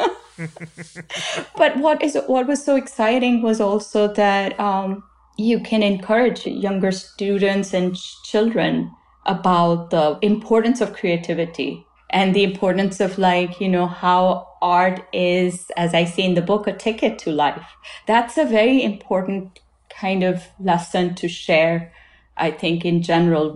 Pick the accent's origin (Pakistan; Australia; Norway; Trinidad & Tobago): Pakistan; Lahore, Punjab; now in United States; I had as a young child growing up in Lahore, in my grandparents' house